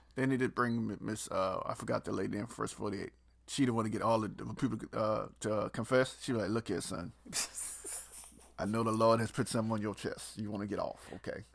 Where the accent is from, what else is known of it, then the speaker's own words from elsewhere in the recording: the South, United States; I'm from the country. I'm from the South